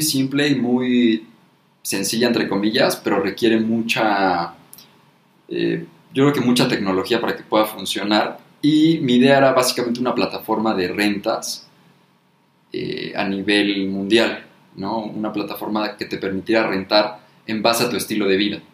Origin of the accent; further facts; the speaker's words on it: Mexico; como mexicano